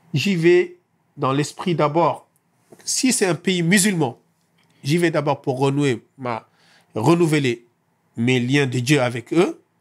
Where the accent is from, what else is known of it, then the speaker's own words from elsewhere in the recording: Senegal; now in France; je suis sénégalais